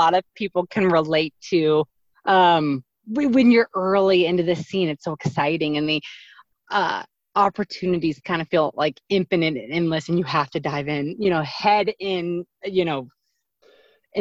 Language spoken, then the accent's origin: English; southeastern Indiana, United States; I grew up in the Midwest in this like small town in Indiana, southeastern Indiana